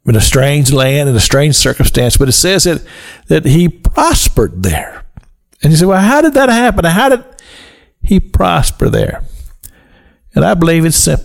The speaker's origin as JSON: {"language": "English", "country": "United States", "said": "I'm a citizen of the United States of America, that I'm an American."}